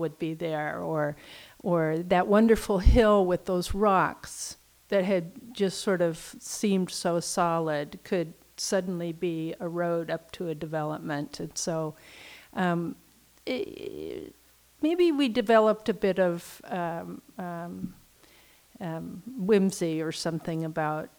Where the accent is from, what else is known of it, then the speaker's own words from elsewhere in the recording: Southern California, United States; growing up in Southern California, we were accustomed to long drives